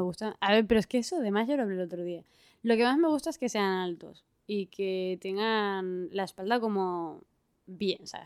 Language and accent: Spanish; Spain; Soy del norte de España